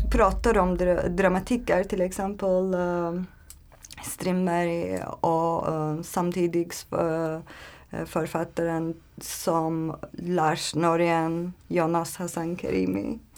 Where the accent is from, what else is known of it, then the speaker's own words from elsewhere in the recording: Turkey; Swedish is a second language; moved away as an adult; now in Sweden; Jag kommer från Turkiet. Um, jag är uh, eh, 30 år gammal um, och jag har flyttat eh, till Sverige för ett år sedan.